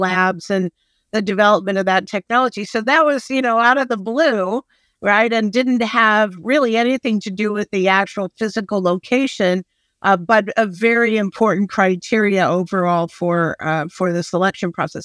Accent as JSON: {"language": "English", "town": "Phoenix", "region": "Arizona", "country": "United States", "tie": "born or raised there", "moved": "yes", "said": "I grew up in Phoenix"}